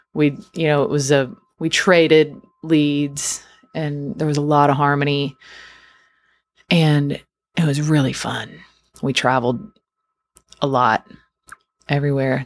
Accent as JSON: {"language": "English", "area": "outside of Houston", "region": "Texas", "country": "United States", "tie": "born or raised there", "also_born_or_lived": "near San Antonio, Texas", "said": "I'm from Texas. I grew up outside of Houston, and now I live outside of San Antonio"}